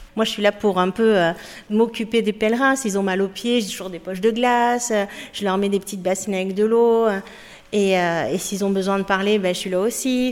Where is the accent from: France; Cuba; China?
France; moved away as an adult; now in Spain; je suis française